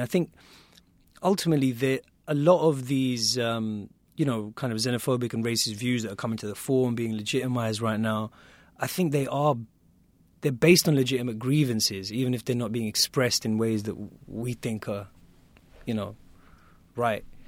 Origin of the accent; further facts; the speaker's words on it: United Kingdom; me in the U K